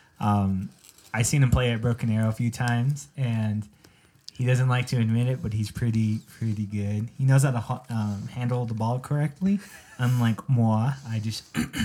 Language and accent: English; Gallup, New Mexico, United States; I'm from Gallup, New Mexico